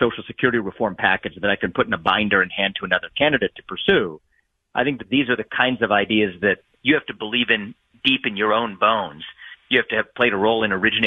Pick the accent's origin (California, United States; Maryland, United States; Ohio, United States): Ohio, United States; my home state where I'm talking to you now from in Ohio